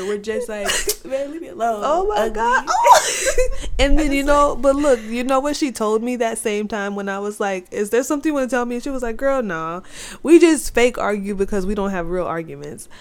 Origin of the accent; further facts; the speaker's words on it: Orlando, Florida, United States; I was born in Orlando, Florida